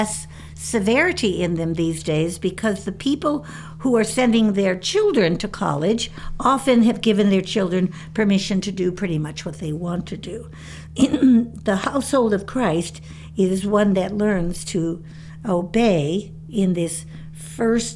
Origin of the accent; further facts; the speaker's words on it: Chicago, Illinois, United States; When I was a girl living in the city of Chicago